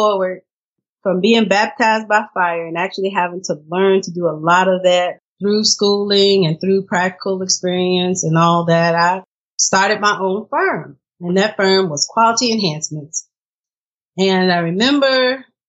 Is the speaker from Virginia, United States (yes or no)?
yes; Lynchburg, Virginia, United States; my hometown, Lynchburg, Virginia